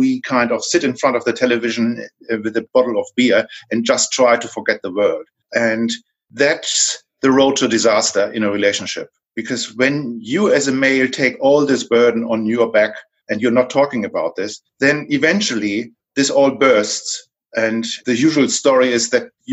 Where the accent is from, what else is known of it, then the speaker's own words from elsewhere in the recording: Hamburg, Germany; accent: German; moved away as an adult; now in Sydney, Australia; I'm from Germany, so you can tell by my accent, I can't hide that. I'm from Hamburg, Germany, and moved to Australia 14 years ago.